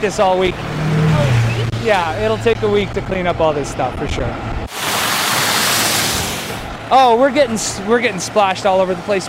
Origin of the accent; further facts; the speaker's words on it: Calgary, Alberta, Canada; I've been here my entire life.